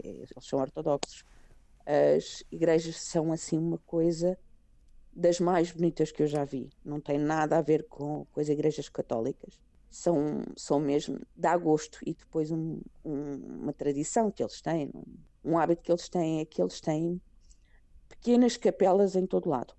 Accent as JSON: {"language": "Portuguese", "country": "Portugal", "moved": "as an adult", "lives_now": "Greece", "said": "quando eu saí de Portugal meu sobrinho tinha nove meses"}